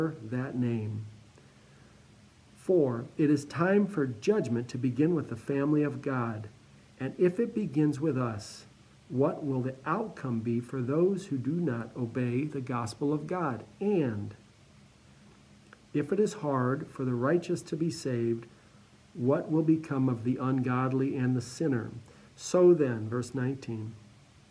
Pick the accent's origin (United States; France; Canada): United States; Cleveland, Ohio; I'm from Cleveland, just east of Cleveland, so very familiar with the Great Lakes